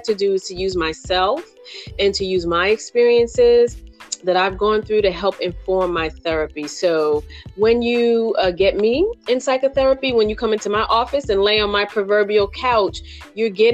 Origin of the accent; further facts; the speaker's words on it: New York City, New York, United States; I am from New York City. I grew up in Brooklyn, New York